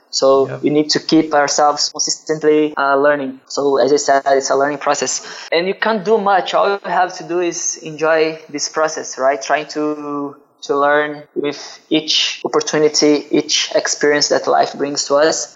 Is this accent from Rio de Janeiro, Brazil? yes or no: yes; Duque de Caxias, Rio de Janeiro, Brazil; I'm from Rio. Actually, I'm from Duque de Caxias. It's a city around the main city, Rio de Janeiro, in Brazil.